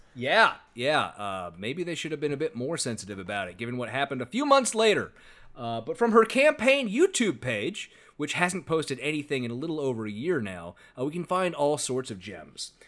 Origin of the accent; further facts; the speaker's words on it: California, United States; my home state of California